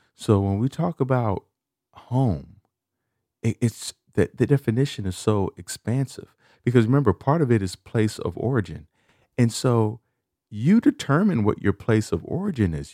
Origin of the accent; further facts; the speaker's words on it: Chicago, Illinois, United States; moved away; I'm from Chicago.